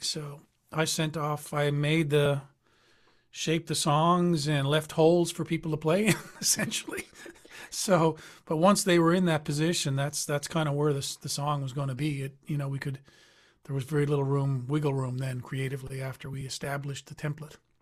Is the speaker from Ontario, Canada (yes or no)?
no; Newfoundland and Labrador, Canada; I'm from Newfoundland